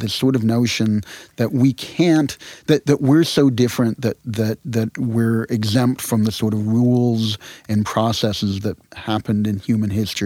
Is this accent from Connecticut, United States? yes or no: yes; Connecticut, United States; moved away; also born or lived in New Orleans; I grew up in Connecticut